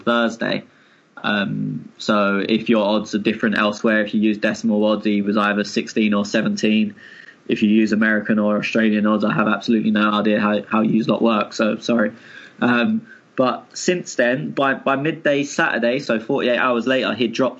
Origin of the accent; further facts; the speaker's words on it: England, United Kingdom; as an Englishman